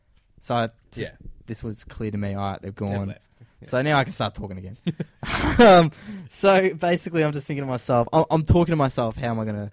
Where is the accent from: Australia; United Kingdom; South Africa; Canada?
Australia; I felt like I was an Australian. Obviously, not I am an Australian, but I felt like I was an Aussie